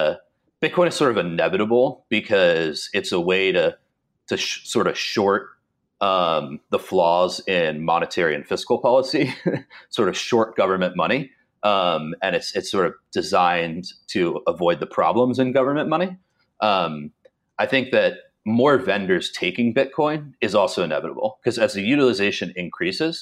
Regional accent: Dallas, Texas, United States; I grew up in Dallas, and the DART line, which is our rapid transit system

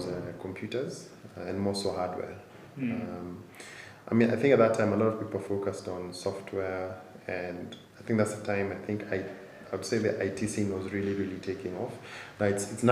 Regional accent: Nairobi, Kenya; born or raised there

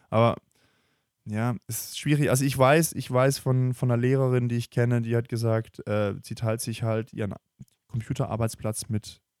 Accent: Germany; Wir lieben ja Technologie als Deutsche.

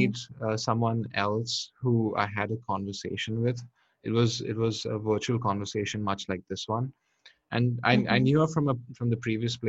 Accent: India; moved away; I'm from India

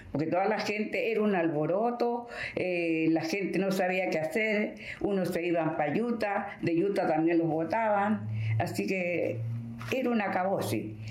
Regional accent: Peru; Porque yo soy peruana

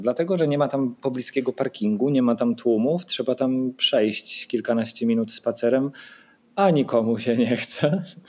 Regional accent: Wrocław, Lower Silesian Voivodeship, Poland; now in Sopot, Poland; Jestem z Wrocławia

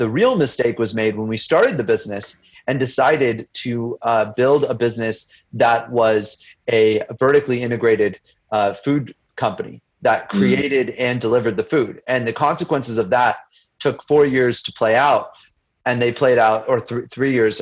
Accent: United States; I grew up as an Indian immigrant to the United States

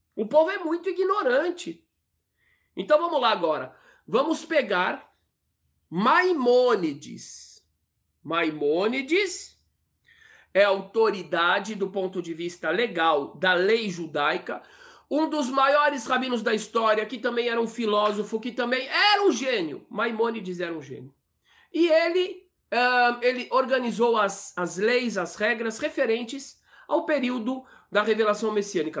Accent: Brazil; Eu nasci no Brasil, aqui

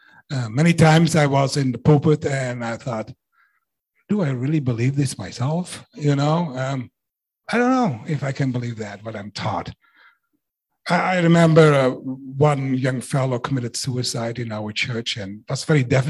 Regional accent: Netherlands; now in Canada; I was raised in the Netherlands

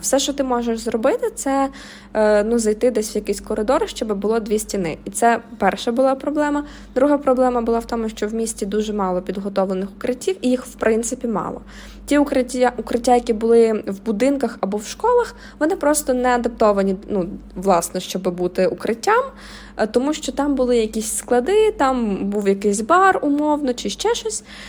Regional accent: Mykolaiv, Mykolaiv Oblast, Ukraine; Я сама з Миколаєва

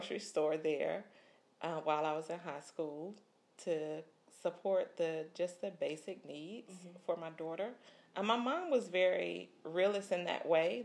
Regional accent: Gray Court, South Carolina, United States; moved away; also born or lived in Waterloo, South Carolina; I'm from rural South Carolina, little town, two little towns actually, one called Waterloo and one called Gray Court.

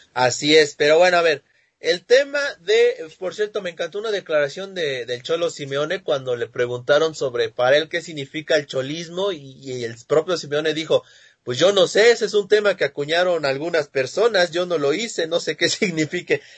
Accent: Mexico; yo no soy de España, Ah, soy mexicano

